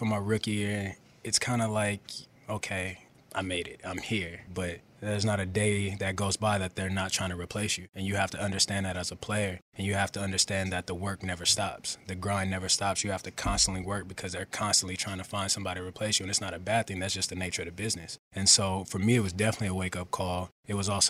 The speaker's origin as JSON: {"language": "English", "region": "West Coast", "country": "United States", "also_born_or_lived": "Carolina", "moved": "as an adult", "lives_now": "Philadelphia, United States", "said": "I'm from the West Coast."}